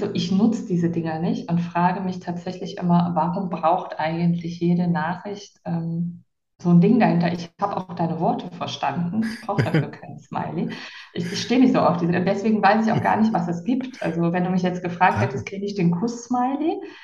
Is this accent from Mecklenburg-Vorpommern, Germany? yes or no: no; near Heinsberg, westernmost point of Germany, North Rhine-Westphalia, Germany; moved away as an adult; also born or lived in Cologne; now in Palma de Mallorca, Spain; Ich bin äh, aufgewachsen am westlichsten Punkt Deutschlands bei der holländischen Grenze in einem sehr kleinen Dorf ähm, also bei Heinsberg.